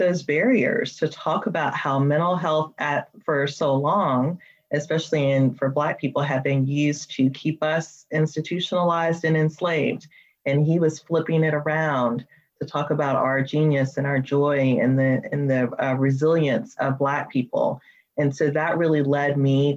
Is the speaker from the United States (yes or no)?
yes; Memphis, Tennessee, United States; I grew up in Memphis, Tennessee